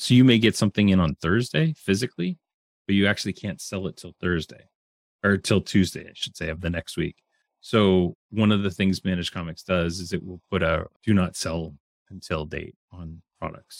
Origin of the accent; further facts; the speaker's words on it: Canada; I'm Canadian